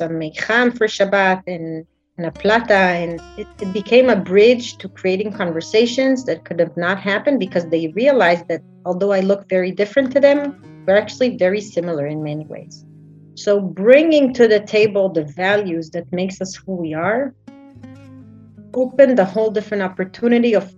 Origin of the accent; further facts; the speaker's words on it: Jerusalem, Jerusalem District, Israel; moved away as an adult; now in Jaffa, Israel; I was born and raised in Jerusalem